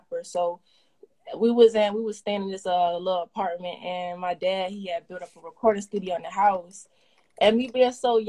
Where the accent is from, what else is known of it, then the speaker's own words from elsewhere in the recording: Norfolk, Virginia, United States; I'm from Norfolk, for sure.